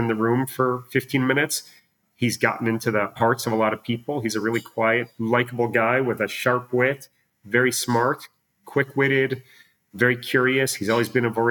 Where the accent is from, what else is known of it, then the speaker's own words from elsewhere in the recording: Chicago, Illinois, United States; moved away as an adult; also born or lived in California / Virginia; now in Israel; … and I should say are both born and raised in Chicago